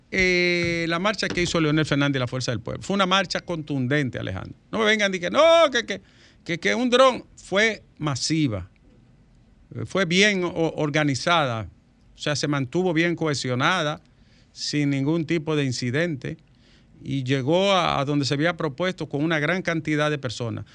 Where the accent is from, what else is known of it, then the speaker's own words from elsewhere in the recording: Dominican Republic; un paísito pequeño como el nuestro